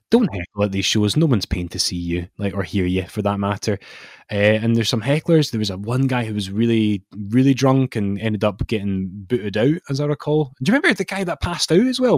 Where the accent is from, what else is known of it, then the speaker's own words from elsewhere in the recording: Scotland, United Kingdom; being a Scottish wrestling fan in our lifetime